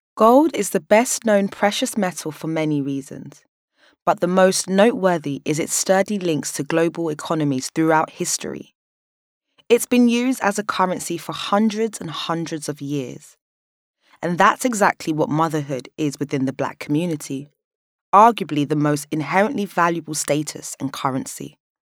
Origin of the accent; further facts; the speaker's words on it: London, United Kingdom; Born and raised in South London